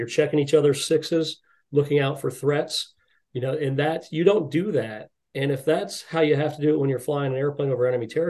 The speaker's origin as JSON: {"language": "English", "country": "United States", "said": "We're American men, so we're very self-reliant. We're very self-sufficient."}